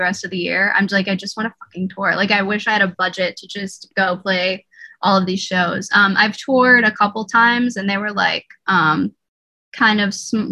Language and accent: English; Oriskany, New York, United States; now in Los Angeles, United States; it's called Oriskany is my hometown